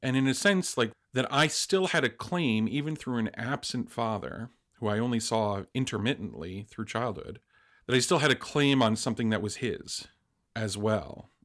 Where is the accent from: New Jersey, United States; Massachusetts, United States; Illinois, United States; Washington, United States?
New Jersey, United States; I was raised in New Jersey, an only child with a single mother.